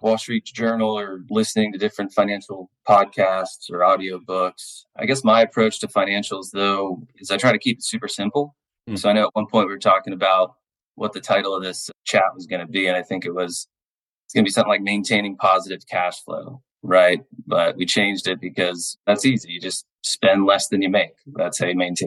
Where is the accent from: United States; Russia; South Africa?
United States; New Port Richey, Florida; my hometown of Newport Richey, Florida. I was born and raised here in the Tampa Bay area